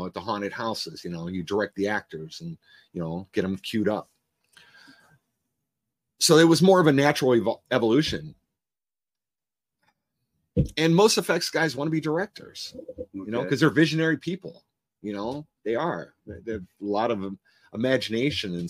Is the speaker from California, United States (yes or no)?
no; Cleveland, Ohio, United States; moved away as an adult; also born or lived in Los Angeles; I was from Cleveland, you know, inner city kid